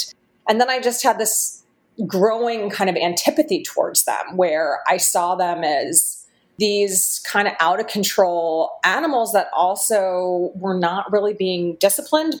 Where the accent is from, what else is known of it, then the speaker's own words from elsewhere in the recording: Philadelphia, Pennsylvania, United States; I grew up in Philadelphia, Pennsylvania.